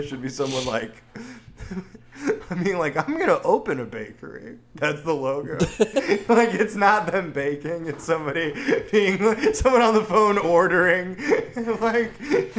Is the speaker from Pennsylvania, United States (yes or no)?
yes; Philadelphia, Pennsylvania, United States; I'm from Philly.